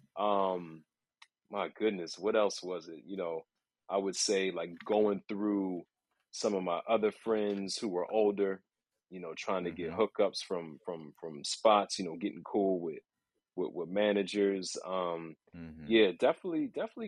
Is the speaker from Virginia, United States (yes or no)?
yes; Northern Virginia, United States; moved away as an adult; now in New York City, United States; I'm born and raised in Northern Virginia